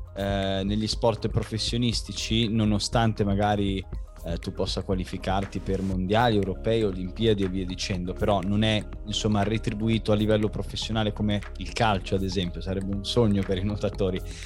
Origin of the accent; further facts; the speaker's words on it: Milan, Lombardy, Italy; moved away as an adult; also born or lived in Varese; now in Rome, Italy; i miei genitori sono di Milano, io sono andato via di casa praticamente quando avevo 18 anni per il nuoto